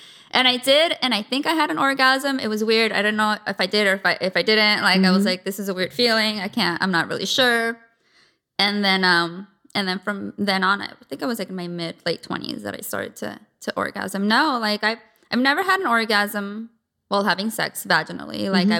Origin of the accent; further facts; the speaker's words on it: San Diego, California, United States; I grew up in San Diego. Okay. Born and raised.